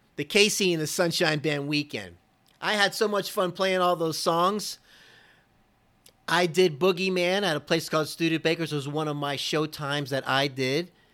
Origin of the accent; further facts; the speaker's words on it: Fort Lauderdale, Florida, United States; when I was a kid growing up in Florida, this is around Fort Lauderdale area